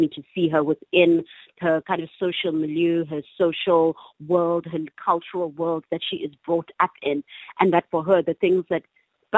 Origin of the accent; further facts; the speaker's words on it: East London, Eastern Cape, South Africa; I grew up in East London, not very far from Alice